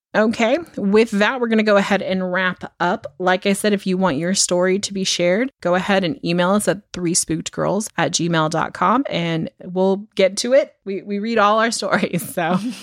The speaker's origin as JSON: {"language": "English", "country": "United States", "tie": "born or raised there", "said": "I grew up in America"}